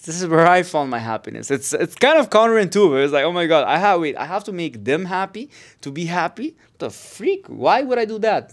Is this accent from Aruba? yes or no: yes; Aruba; now in Barcelona, Spain; I'm from Aruba